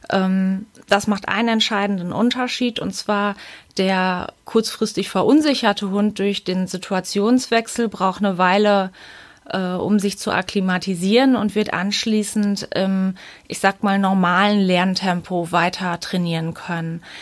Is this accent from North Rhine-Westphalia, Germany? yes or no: yes; Münster, North Rhine-Westphalia, Germany; ich komme aus Münster.